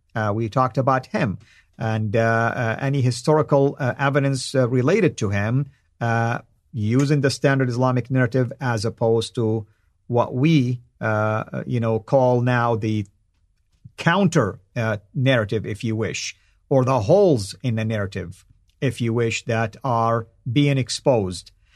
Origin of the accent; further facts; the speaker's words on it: Saudi Arabia; accent: Saudi; first language Arabic; English is a second language; my native tongue, the Arabic, and specifically in my Saudi tongue